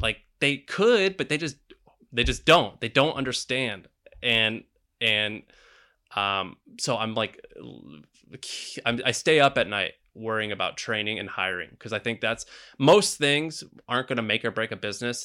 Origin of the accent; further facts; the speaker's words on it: Missouri, United States; now in San Francisco, United States; I'm from Missouri